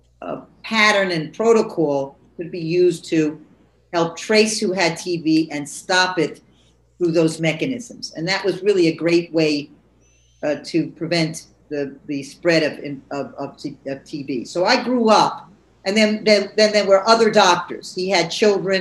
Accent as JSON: {"language": "English", "town": "New York City", "region": "New York", "country": "United States", "tie": "born or raised there", "said": "I grew up living above my father's grocery store in Jamaica, Queens."}